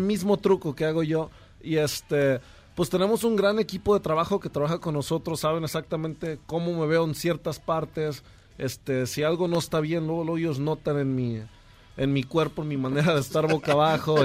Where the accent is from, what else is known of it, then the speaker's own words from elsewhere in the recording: El Grullo, Jalisco, Mexico; moved away as an adult; now in Los Angeles, United States; Originalmente soy de un lugar que se llama El Grullo, Jalisco, allá cerca de Guadalajara. Este, pero tengo 11 años viviendo también en Los Ángeles.